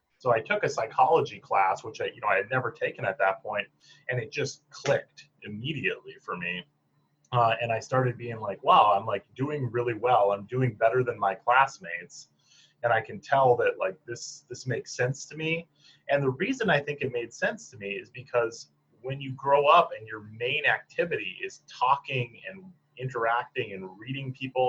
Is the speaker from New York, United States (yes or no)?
no; Michigan, United States; growing up in rural Michigan, you know, where what I always say to people when I describe growing up in Michigan